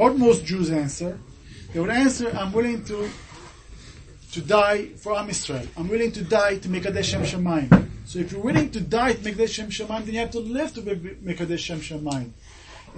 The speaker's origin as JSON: {"language": "English", "country": "Japan", "tie": "born or raised there", "moved": "yes", "said": "I came from Japan. I grew up in Japan."}